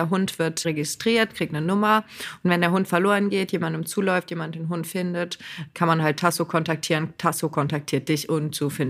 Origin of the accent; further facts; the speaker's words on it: Lower Saxony, Germany; Bei uns in Niedersachsen sogar ganz krass.